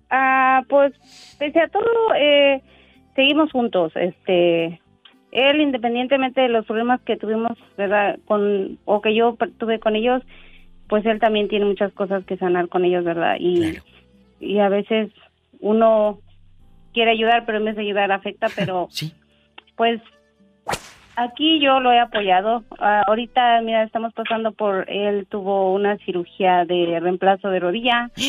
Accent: El Faro, Oaxaca, Mexico; moved away as an adult; now in Wisconsin, United States; Eh, yo, yo soy de un pueblo que se llama El Faro, ¿eh? es allá por la sierra.

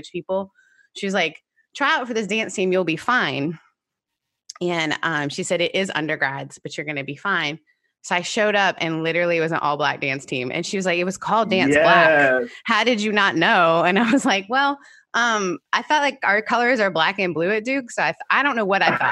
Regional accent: Canada; also born or lived in United Kingdom

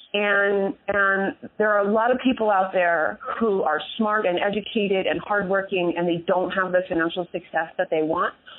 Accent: San Jose, California, United States; I grew up right here in uh, San Jose, California. I um, am one of the few people who can say she was actually born in Silicon Valley, so I'm a native

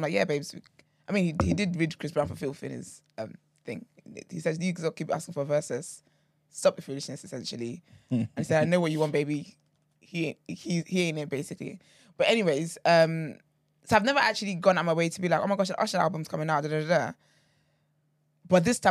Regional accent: Nigeria; I'm a Nigerian baby through and through.

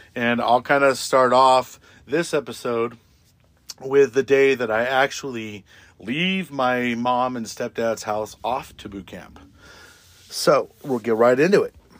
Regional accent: Tatchby, California, United States; also born or lived in Palmdale, California; when I grew up in Tatchby

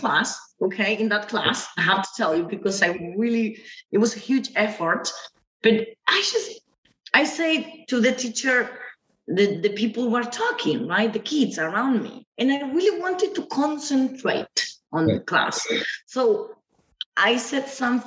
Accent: Argentina; English is a second language; moved away as an adult; also born or lived in Greeley, United States; now in Buenos Aires, Argentina; when I was 18 years old, from a little town in Argentina to another town in the United States

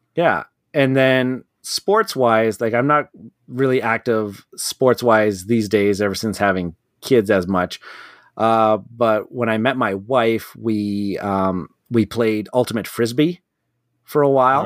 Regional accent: Canada; being a Canadian

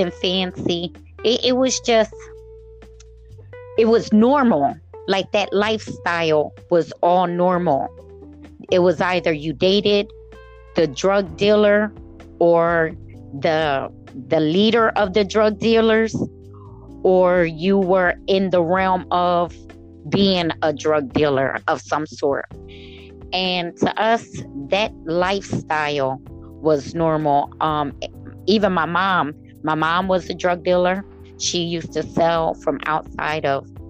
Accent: Camden, New Jersey, United States; I grew up in the city of Camden, New Jersey

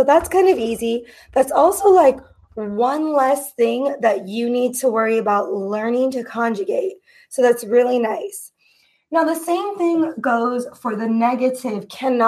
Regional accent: United States; I am an American English teacher

